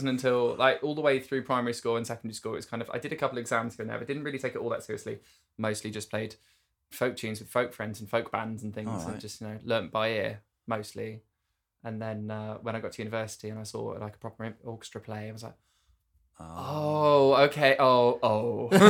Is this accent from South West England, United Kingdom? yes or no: yes; Cornwall, South West England, United Kingdom; moved away; I'm from Cornwall.